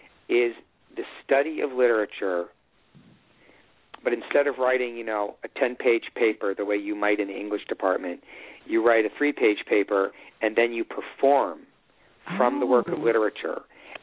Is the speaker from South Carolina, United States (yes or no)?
no; Evanston, Illinois, United States; Because I grew up in Evanston, they had it at my high school